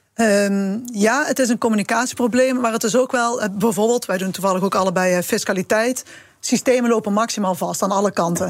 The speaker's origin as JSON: {"language": "Dutch", "region": "southern Netherlands", "country": "Netherlands", "accent": "soft G", "said": "Ik heb een eh, duidelijke zachte G"}